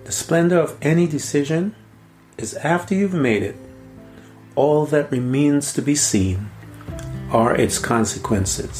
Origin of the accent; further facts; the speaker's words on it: Guyana; As a young boy, I grew up in Guyana